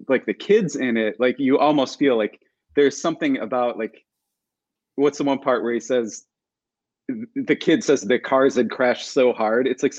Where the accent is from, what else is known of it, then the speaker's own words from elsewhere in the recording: Cleveland, Ohio, United States; growing up around Cleveland, Ohio